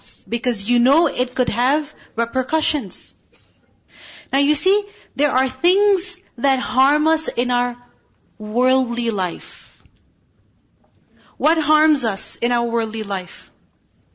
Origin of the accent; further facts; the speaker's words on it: Pakistan; moved away; I'm from Pakistan